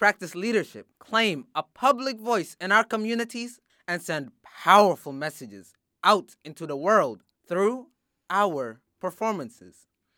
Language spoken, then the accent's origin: English; Sudan; now in Springfield, United States; I am from Sudan and I live in Springfield.